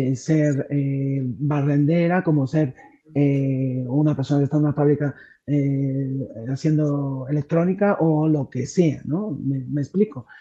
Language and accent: Spanish; Madrid, Community of Madrid, Spain; also born or lived in Mexico; estar aquí con vosotros desde, desde Madrid, desde mi, desde mi pueblo